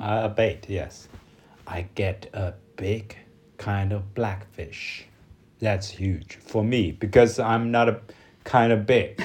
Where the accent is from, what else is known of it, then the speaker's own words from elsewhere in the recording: China; from China